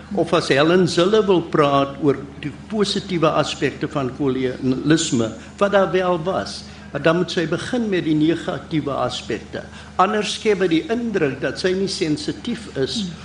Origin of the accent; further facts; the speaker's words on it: South Africa; as 'n Suid-Afrikaner